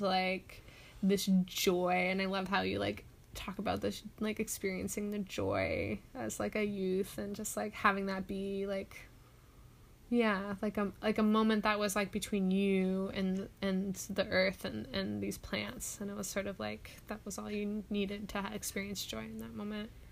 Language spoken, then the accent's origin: English; Orange County, California, United States; I grew up in Orange County, there's not almost any like public wild spaces at all